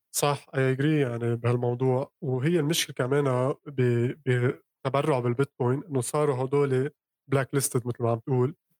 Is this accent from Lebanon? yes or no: yes; Lebanon; انا من لبنان